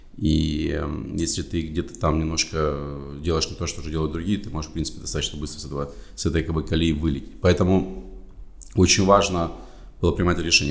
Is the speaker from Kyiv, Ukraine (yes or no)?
no; Kharkiv, Kharkiv Oblast, Ukraine; moved away; also born or lived in United States; я сам э, с Украины, с города Харькова